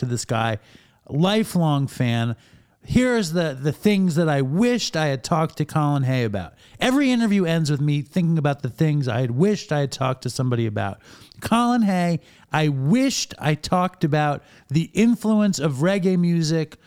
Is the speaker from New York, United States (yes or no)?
yes; New York City, New York, United States; now in Sayville, United States; I live in a town called Sayville. It's like 50 miles east of Manhattan, but I grew up in Manhattan.